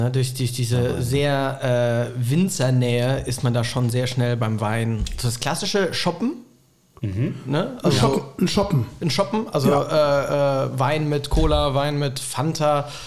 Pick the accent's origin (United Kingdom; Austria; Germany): Germany; Bad Kreuznach, Rhineland-Palatinate; moved away; also born or lived in Bad Münster am Stein-Ebernburg; Rheinland-Pfalz, Bad Kreuznach, äh, da bin ich aufgewachsen.